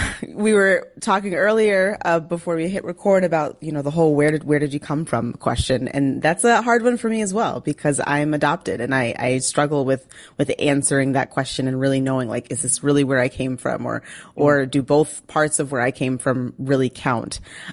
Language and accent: English; Minneapolis, Minnesota, United States; accent: northern; moved away as an adult; also born or lived in New York; now in Washington, D.C. area, United States; I come from a lot of different places. I was raised in the Twin Cities, and that is home. That is my number one love as far as places are concerned. So I probably more so identify with someone who comes from Minnesota, Minnesotan, if you will.